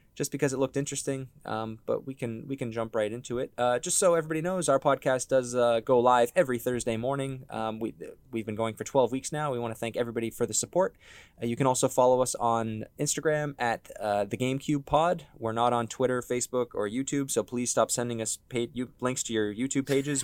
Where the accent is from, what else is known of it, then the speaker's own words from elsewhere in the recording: Ontario, Canada; we're from Ontario, Canada